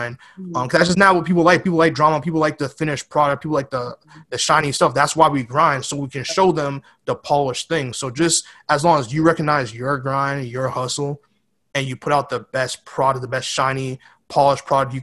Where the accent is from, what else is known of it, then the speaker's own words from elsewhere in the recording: New York City, New York, United States; moved away; also born or lived in West Coast, United States; I was born in the Bronx